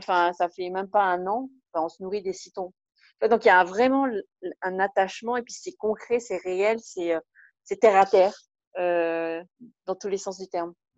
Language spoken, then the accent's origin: French; French Polynesia; je me sens avant tout profondément polynésienne, avant même d'être française